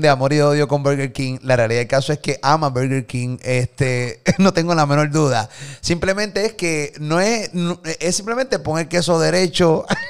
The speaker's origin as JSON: {"language": "Spanish", "country": "Puerto Rico", "tie": "born or raised there", "said": "nos criaron aquí en PR"}